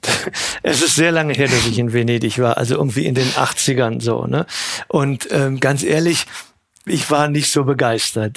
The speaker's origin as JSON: {"language": "German", "town": "Cologne", "region": "North Rhine-Westphalia", "country": "Germany", "tie": "born or raised there", "said": "Ich bin in Köln geboren, und aufgewachsen"}